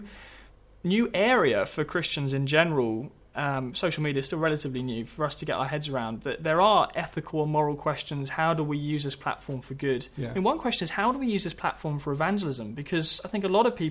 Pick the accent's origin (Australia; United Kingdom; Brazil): United Kingdom; myself as a Brit